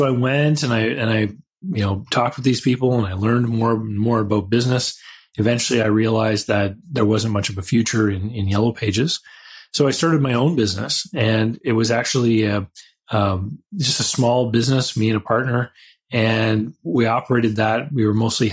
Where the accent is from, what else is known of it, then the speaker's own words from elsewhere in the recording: Canada; I had all those childhood businesses like mowing people's lawns, and I'm from Canada